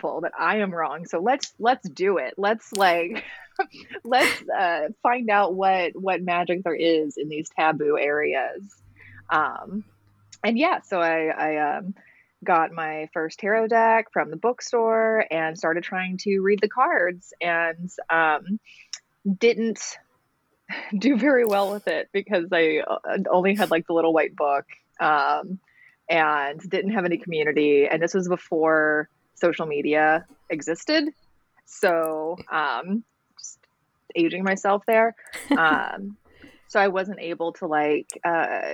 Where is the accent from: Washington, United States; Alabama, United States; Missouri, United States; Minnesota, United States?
Alabama, United States; I was raised in Alabama, raised in the church